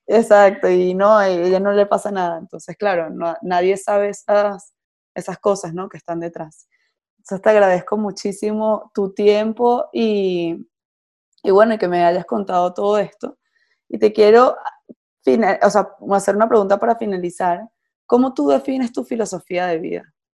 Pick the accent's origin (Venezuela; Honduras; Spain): Venezuela; yo soy de Venezuela